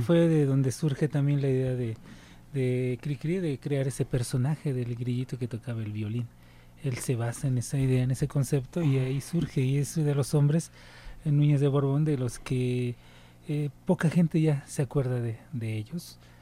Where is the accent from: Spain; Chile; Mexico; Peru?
Mexico; born or raised there